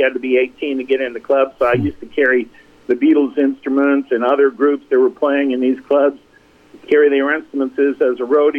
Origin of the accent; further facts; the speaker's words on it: Naples, Campania, Italy; also born or lived in Meridian, Mississippi; I was born in Meridian, and we left when I was five. We went on vacation, spent a year in Italy, and then my father got a job with the U.S. government in Naples, Italy, to build a base there